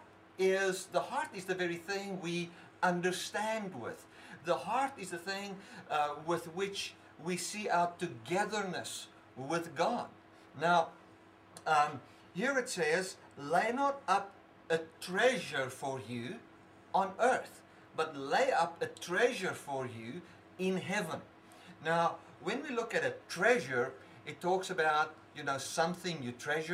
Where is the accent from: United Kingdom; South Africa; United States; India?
South Africa; I cannot separate myself from being a South African.